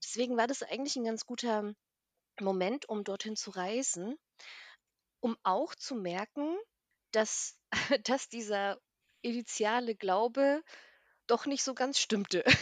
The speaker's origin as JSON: {"language": "German", "town": "Bassum", "region": "Lower Saxony", "country": "Germany", "tie": "born or raised there", "also_born_or_lived": "Armenia / East Germany", "said": "bin dann nach Norddeutschland gezogen und dort bin ich auch aufgewachsen, eigentlich in einem ganz süßen kleinen, ähm, Städtchen namens Bassum"}